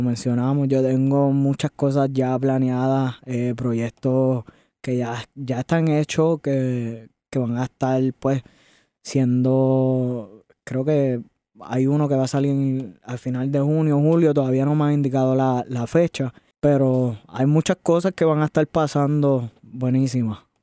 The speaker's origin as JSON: {"language": "Spanish", "town": "Añasco", "country": "Puerto Rico", "tie": "born or raised there", "also_born_or_lived": "Mayagüez, Puerto Rico", "said": "Yo soy de Puerto Rico, del área oeste. De, nací en Mayagüez, me crié en Añasco"}